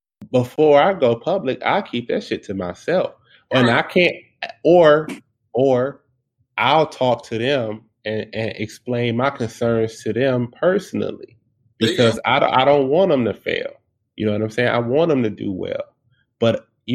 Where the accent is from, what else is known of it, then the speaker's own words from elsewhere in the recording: Detroit, Michigan, United States; I was born and raised in Detroit